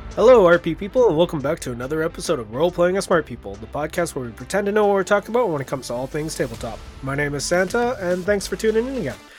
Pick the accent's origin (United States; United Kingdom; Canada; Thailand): Canada; I am Canadian